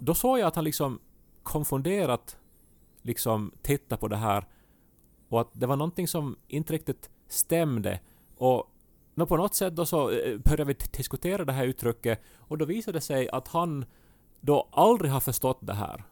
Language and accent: Swedish; Ostrobothnia, Finland; accent: Ostrobothnian; first language Swedish; moved away; min österbottniska dialekt, eh, som jag ju inte använder aktivt här hemma, men ibland så kryddar jag mitt språk med något så här spontant utrop från min barndom